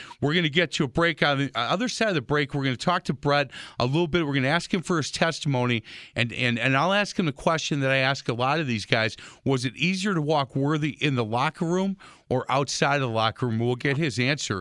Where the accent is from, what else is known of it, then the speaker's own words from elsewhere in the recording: Milwaukee, Wisconsin, United States; I born and raised in Milwaukee. I love Milwaukee, and I love calling Milwaukee my home